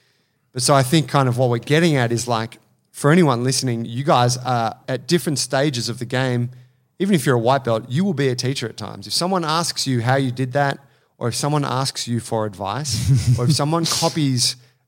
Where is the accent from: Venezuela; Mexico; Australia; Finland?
Australia; born there; first language English; Yeah, I just got good English because I was born in Australia.